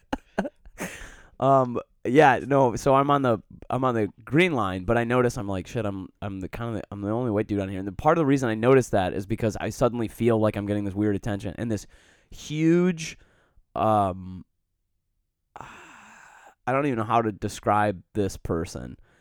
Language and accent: English; Detroit, Michigan, United States; moved away as an adult; also born or lived in Colorado; now in Chicago, United States; I grew up in Metro Detroit, a very diverse community